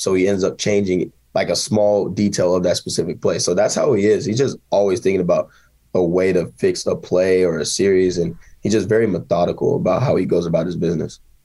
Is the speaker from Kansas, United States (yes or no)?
yes; Kansas, United States; my hometown